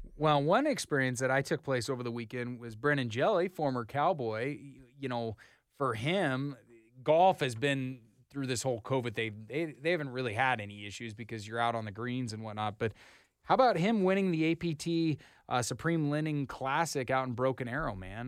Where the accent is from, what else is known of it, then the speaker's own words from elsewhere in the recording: Idaho, United States; now in Oklahoma, United States; I'm from Idaho